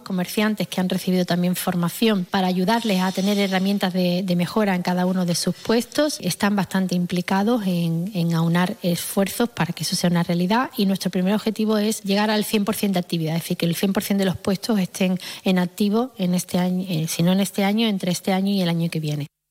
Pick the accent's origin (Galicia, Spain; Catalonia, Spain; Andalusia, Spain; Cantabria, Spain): Andalusia, Spain; Cádiz; somos los gaditanos y las gaditanas